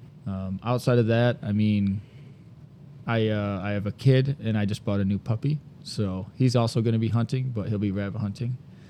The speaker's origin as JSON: {"language": "English", "town": "Owosso", "region": "Michigan", "country": "United States", "said": "I'm from Owosso, Michigan here."}